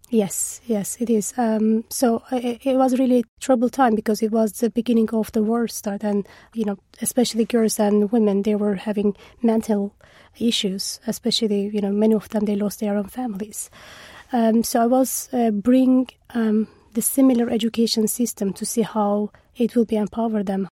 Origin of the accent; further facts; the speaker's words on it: Eastern Anatolia, Turkey; moved away as an adult; now in United Kingdom; I'm from Turkey. I was born in Eastern Turkey, in a very small village.